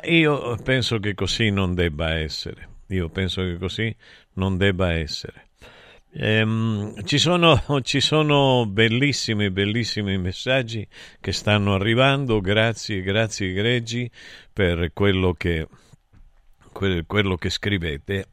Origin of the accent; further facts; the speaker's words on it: Taurianova, Calabria, Italy; also born or lived in Aspromonte; Io sono nato nell'Aspromonte, però sono cresciuto a Taurianova